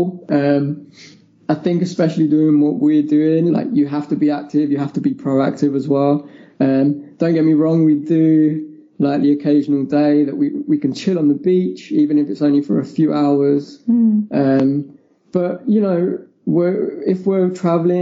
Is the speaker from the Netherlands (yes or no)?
no; England, United Kingdom; we are from England